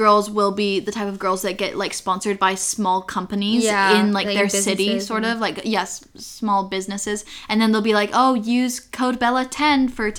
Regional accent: Utah, United States; now in Oxford, United Kingdom; whenever I tell people I'm from Utah

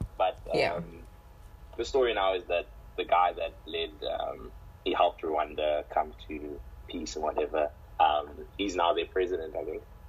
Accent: Gqeberha, Eastern Cape, South Africa; I'm from Kebeha.

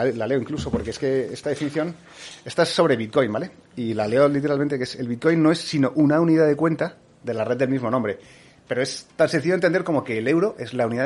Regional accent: Argentina; now in Spain; yo cuando salí de Argentina, eh, pues llegué con billetes de un peso y salí billetes con de 100.000 pesos.

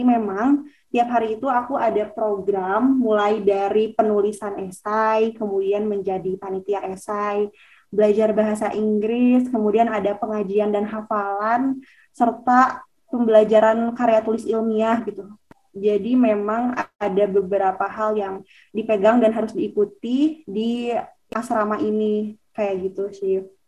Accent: Garut, West Java, Indonesia; now in Bogor, Indonesia; Aku asalnya dari Garut, Jawa Barat

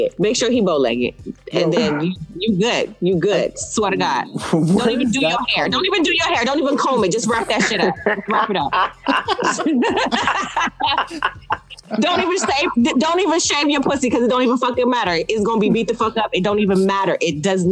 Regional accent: United States; as American women

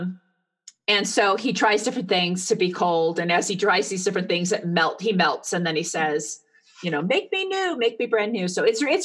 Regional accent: Southern California, United States; moved away as an adult; I was raised in Southern California and I've only been a snow living gal for like 15 years

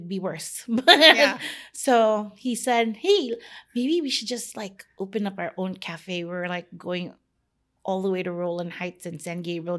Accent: Philippines; let's bake ube, which is like growing up in the Philippines, it's my vanilla.

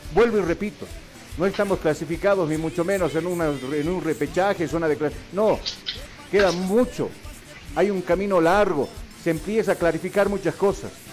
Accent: Bolivia; nosotros, los bolivianos

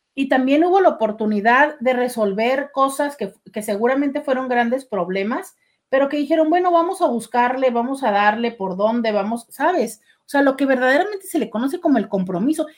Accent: Mexico; como mexicano

